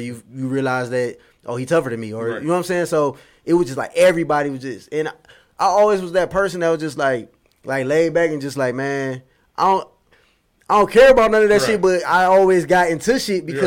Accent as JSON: {"language": "English", "town": "Detroit", "region": "Michigan", "country": "United States", "tie": "born or raised there", "said": "growing up in Detroit"}